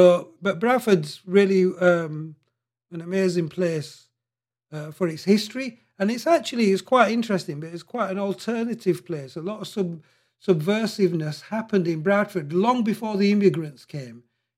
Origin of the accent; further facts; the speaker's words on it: Mandra, Punjab, Pakistan; born there; I was born in just outside Rawalpindi, and I was born in this place called Mandra, which is notorious for murderers.